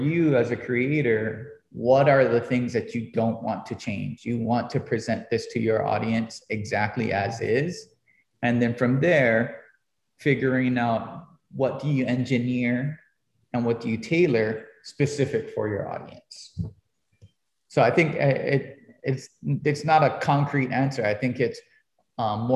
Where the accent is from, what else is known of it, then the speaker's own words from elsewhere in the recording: Hilo, Hawaii, United States; as a little kid growing up in Kaukaha